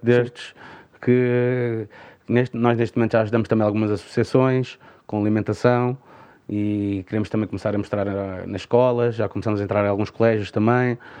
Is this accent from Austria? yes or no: no; Parede, Lisbon, Portugal; isto é a minha terra, é a terra que eu mais amo